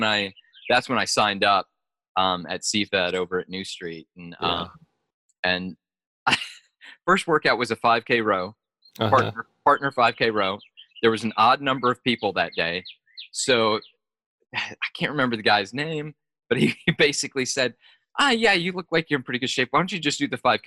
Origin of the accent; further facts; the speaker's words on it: Mississippi, United States; also born or lived in Illinois; I moved to Mississippi from Illinois, and I was the smallest, shortest, lightest kid in a brand new school